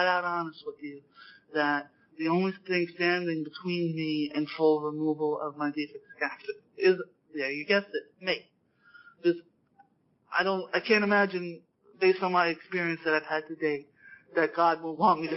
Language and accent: English; New York, United States; being a New Yorker